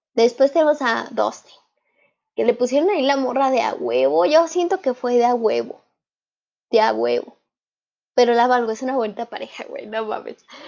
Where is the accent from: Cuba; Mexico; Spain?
Mexico; en mi país, en México